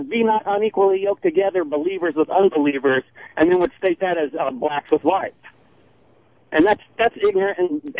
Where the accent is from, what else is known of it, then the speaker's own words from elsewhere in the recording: Tennessee, United States; I'm from Tennessee.